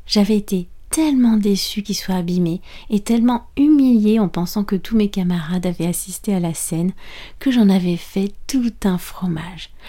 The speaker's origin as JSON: {"language": "French", "country": "France", "said": "je suis française"}